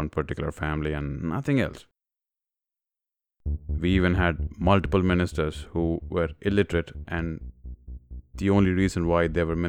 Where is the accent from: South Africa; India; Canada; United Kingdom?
India; moved away as an adult; now in United States; As an Indian, it's mind-blowing how much American politics is getting closer and closer to Indian politics during the 90s and early 2000s. While growing up, we always looked up to the US